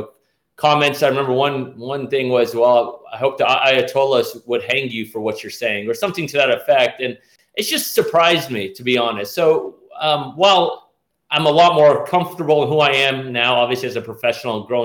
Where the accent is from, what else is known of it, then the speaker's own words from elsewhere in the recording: Nashville, Tennessee, United States; accent: Southern Persian; I grew up in Nashville, that I was one of these locals.